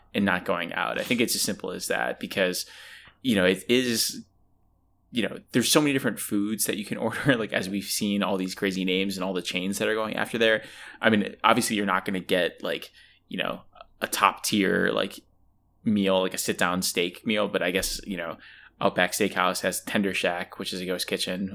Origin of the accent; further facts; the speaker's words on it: Buffalo, New York, United States; I'm a snob from Buffalo.